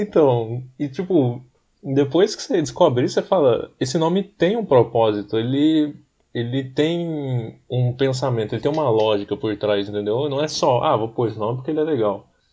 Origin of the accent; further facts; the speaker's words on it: Taubaté, São Paulo, Brazil; nós somos de Taubaté.